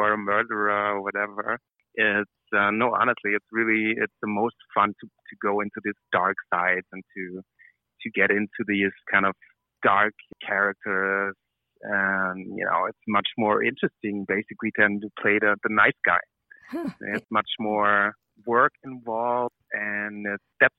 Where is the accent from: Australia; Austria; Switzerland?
Austria; southern Austria; moved away as an adult; also born or lived in Vienna; now in Berlin, Germany; I'm from a small town in the southern part of Austria